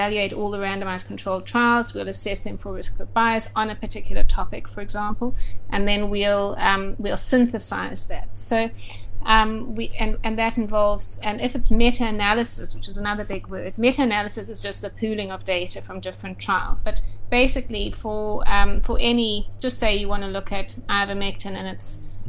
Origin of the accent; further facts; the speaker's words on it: Durban, KwaZulu-Natal, South Africa; moved away as an adult; also born or lived in Johannesburg, South Africa / Cape Town, South Africa; now in United Kingdom; I was born in Durban, and I lived there for 17 years